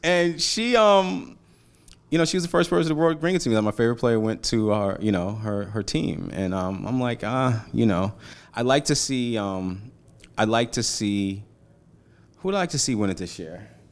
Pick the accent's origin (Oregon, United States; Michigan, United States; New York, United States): New York, United States; New York City; also born or lived in Montclair / Atlanta; I'm a Brooklyn kid, five four team in Row Street, crack epidemic, Bed Stuy, you know what I mean? One, one avenue off of Gates Ave, you know, like, I'm from Brooklyn